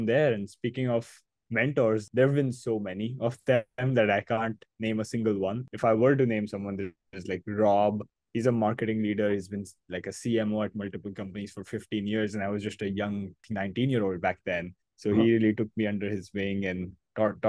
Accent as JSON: {"language": "English", "town": "Mumbai", "region": "Maharashtra", "country": "India", "tie": "born or raised there", "said": "I was born and brought up in Mumbai. This is my hometown. This is where I grew up"}